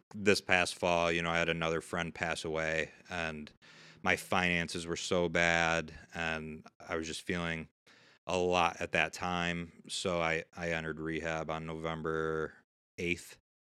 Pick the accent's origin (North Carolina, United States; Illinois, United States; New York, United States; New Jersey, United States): New York, United States; Syracuse; I grew up right here in Syracuse